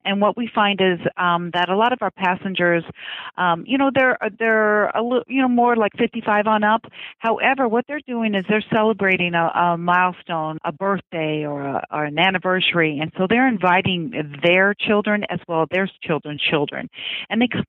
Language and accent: English; United States; I was born and raised on the Ohio River